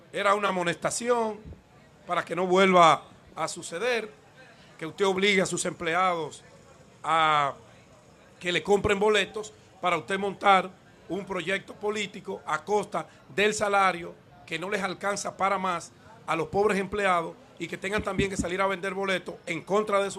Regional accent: Dominican Republic; parecer es enemigo de la República Dominicana para que sigan con la campaña de descrédito hacia nosotros como dominicanos.

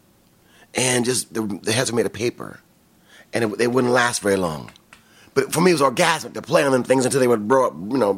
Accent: Kalamazoo, Michigan, United States; now in California, United States; I'm from Kalamazoo, Michigan, and it's from between Chicago and Detroit.

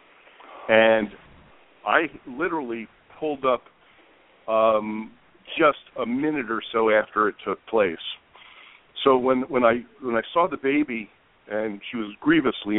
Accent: Princeton, New Jersey, United States; moved away as an adult; now in Las Vegas, United States; my hometown in Princeton, New Jersey, which is a beautiful small town

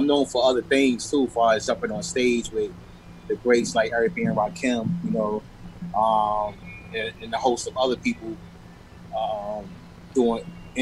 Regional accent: Washington, D.C. area / Prince George's County, Maryland, United States; born or raised there; moved away; also born or lived in Queens, New York / Hollis, Queens

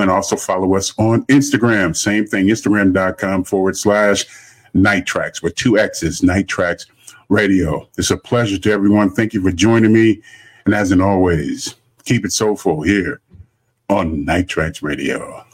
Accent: Los Angeles, California, United States; now in Houston, United States; I'm originally from Los Angeles.

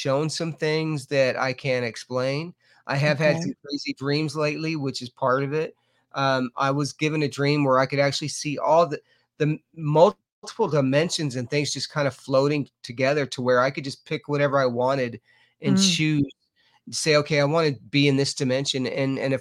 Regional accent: Lubbock, Texas, United States; now in Mineral Bluff, Georgia, United States; I'm originally from Lubbock, Texas

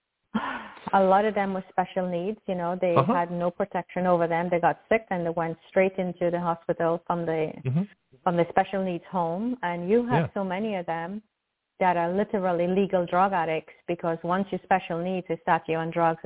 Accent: New York, United States; I'm a New Yorker.

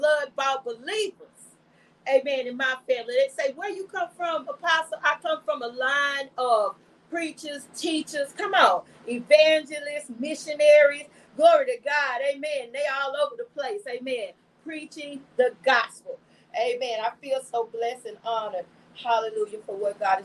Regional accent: Atlanta, Texas, United States; a taste of my hometown

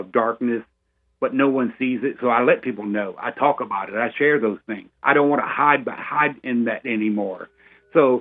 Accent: Orlando, Florida, United States; we boys basically born and raised in Orlando, Florida. I'm fourth generation

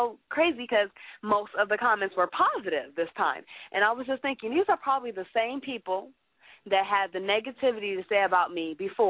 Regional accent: Chicago, Illinois, United States; I'm from Chicago

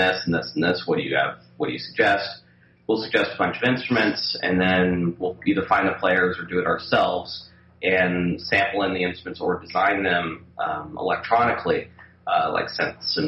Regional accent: California, United States; also born or lived in Boulder, Colorado; I grew up in California

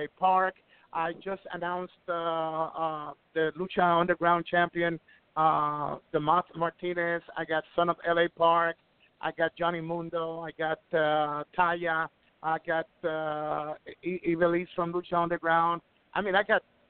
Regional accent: Ecuador; moved away; also born or lived in Puerto Rico; I'm from Ecuador. I'm from Ecuador, but I made my career in the Caribbean islands

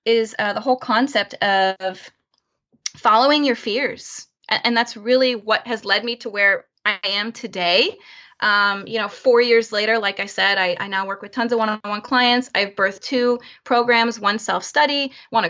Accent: Florida, United States; also born or lived in Chicago, United States; now in San Francisco Bay Area, United States; I'm originally from Florida

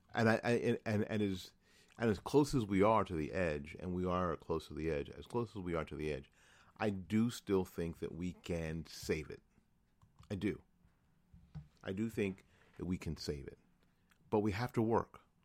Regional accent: New Jersey, United States; moved away; also born or lived in Tallahassee / Jacksonville / Orange Park; my home state of New Jersey. Now, I say that only 'cause I was born there. Uh, I've lived all my adult life here.

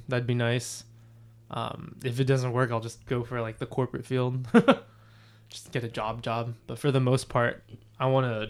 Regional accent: North County, San Diego, California, United States; growing up in the North County, San Diego area.

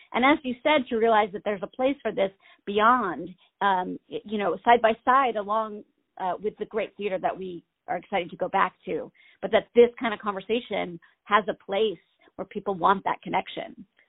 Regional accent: Maine, United States; I'm born and raised in Maine.

